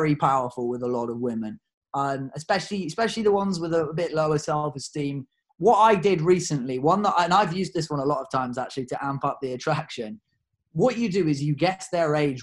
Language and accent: English; United Kingdom; I'm a Brit